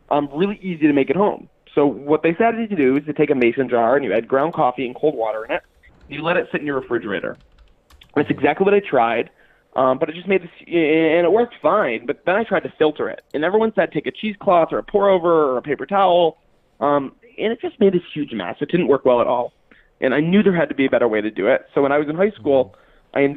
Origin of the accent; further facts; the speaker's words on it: Detroit, Michigan, United States; I'm from Detroit, Michigan, and I'm seeking $50,000 for 25% of my company, Brew.